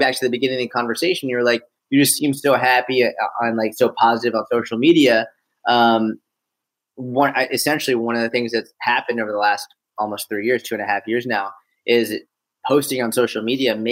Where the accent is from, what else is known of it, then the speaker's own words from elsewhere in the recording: Boston, Massachusetts, United States; also born or lived in Israel / Delaware / Tel Aviv; now in New York, United States; I grew up in Boston. I grew up in a suburb of Boston